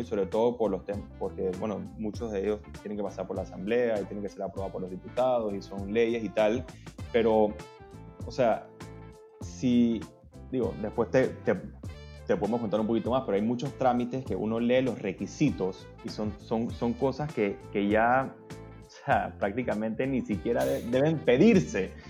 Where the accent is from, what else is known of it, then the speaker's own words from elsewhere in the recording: Panama; yo soy abogado, panameño, socio fundador de Velo Legal